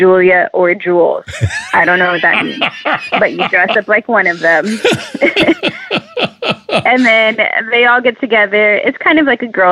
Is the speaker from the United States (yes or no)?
yes; San Antonio, Texas, United States; now in Houston, United States; I grew up in San Antonio